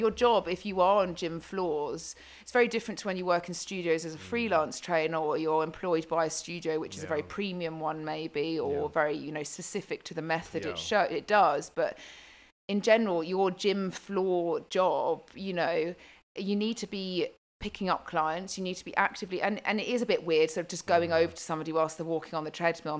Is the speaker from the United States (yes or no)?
no; Zimbabwe; I'm from Zimbabwe.